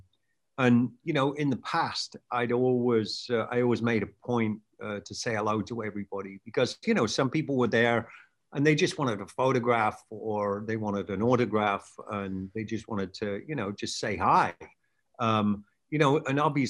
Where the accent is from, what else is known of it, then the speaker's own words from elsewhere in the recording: England, United Kingdom; moved away as an adult; now in California, United States; England, where I grew up